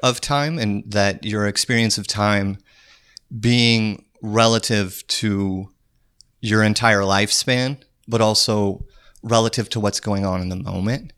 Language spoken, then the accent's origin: English; Trenton, North Dakota, United States; moved away; I'm from Trenton, North Dakota. Small town in the middle of North Dakota.